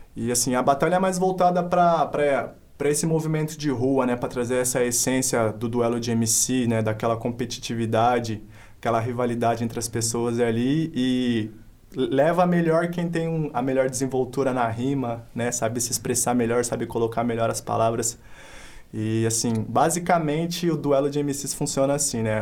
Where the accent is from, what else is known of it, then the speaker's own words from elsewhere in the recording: Paulínia, São Paulo, Brazil; Sou natural aqui de Paulínia, tenho 23 anos atualmente